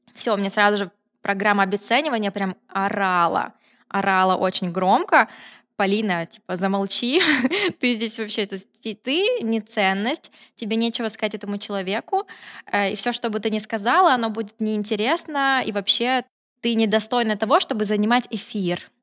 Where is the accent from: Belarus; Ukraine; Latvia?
Ukraine; Kryvyi Rih, Dnipropetrovsk Oblast; moved away as an adult; also born or lived in Kyiv; я самородом родом из Кривого Рога